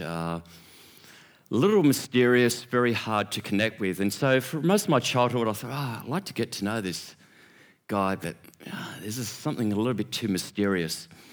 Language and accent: English; Sydney, New South Wales, Australia; growing up in Churches of Christ in Sydney.